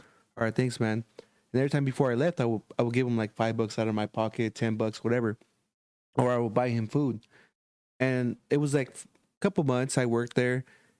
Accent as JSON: {"language": "English", "town": "Riverside", "region": "California", "country": "United States", "said": "I'm from Riverside."}